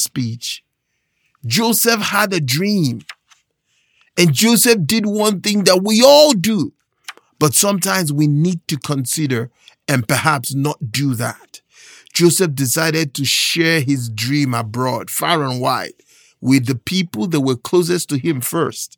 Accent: Nigeria; moved away; I was born and raised in Nigeria, and there's a phrase that we have back home

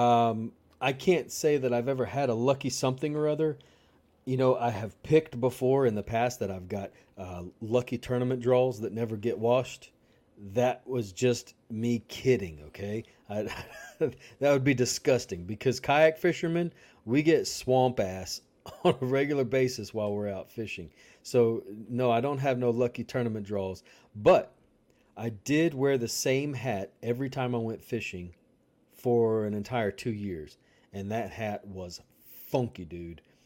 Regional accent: Louisiana, United States; growing up in Louisiana

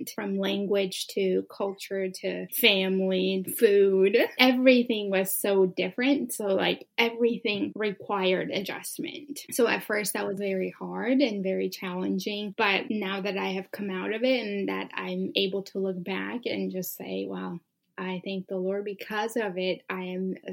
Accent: central Montana, United States; English is a second language; also born or lived in Sodo, Ethiopia; Coming to America at age 10, I ended up in Montana.

